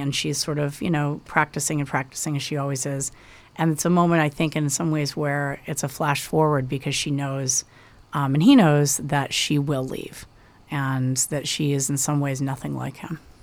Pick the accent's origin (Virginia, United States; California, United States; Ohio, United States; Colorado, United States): Colorado, United States; Denver; I grew up in the Denver area